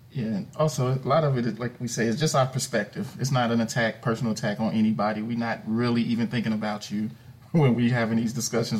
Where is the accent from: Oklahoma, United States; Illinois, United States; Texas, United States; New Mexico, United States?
Illinois, United States; Chicago; moved away as an adult; I'm originally born and raised in Chicago, Illinois.